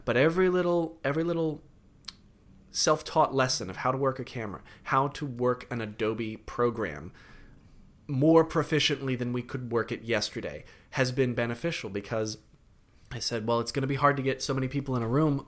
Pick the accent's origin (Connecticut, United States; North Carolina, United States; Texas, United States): Connecticut, United States; also born or lived in London; now in New York, United States; I grew up in Connecticut, so I went back up to my parents' house in Connecticut